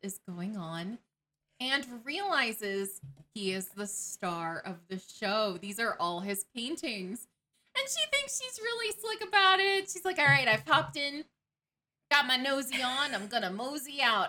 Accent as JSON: {"language": "English", "town": "Atlanta", "region": "Georgia", "country": "United States", "tie": "born or raised there", "said": "growing up in Atlanta"}